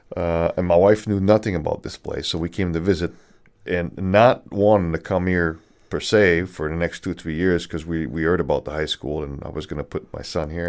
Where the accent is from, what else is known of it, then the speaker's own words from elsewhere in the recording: Canada; moved away; also born or lived in California; I'm Canadian